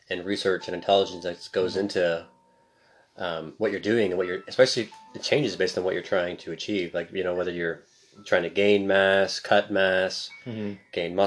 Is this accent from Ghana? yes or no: no; Canada; I'm obviously super Canadian